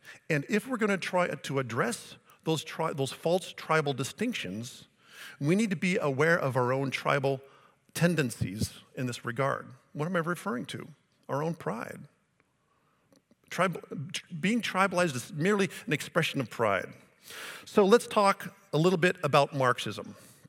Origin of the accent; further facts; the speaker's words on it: Colbert, United States; I'm from Colbert. All of you non-Colbert people, you're bad.